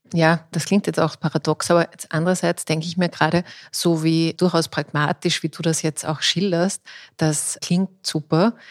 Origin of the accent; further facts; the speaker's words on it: Austria; bei uns in Österreich